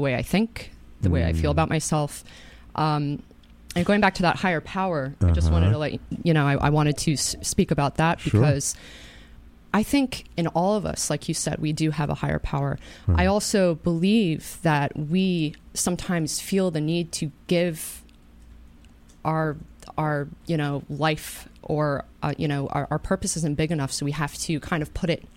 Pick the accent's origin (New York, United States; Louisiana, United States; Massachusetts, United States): New York, United States; Katonah; I grew up in Katona